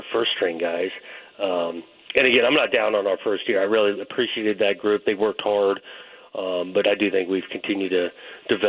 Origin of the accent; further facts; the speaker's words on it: Southern California, United States; when I was growing up in Southern California